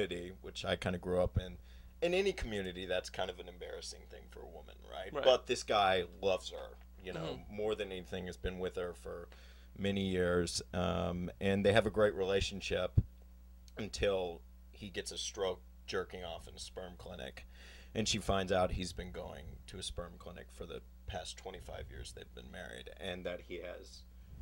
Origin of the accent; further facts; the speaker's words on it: Houston, Texas, United States; growing up in Texas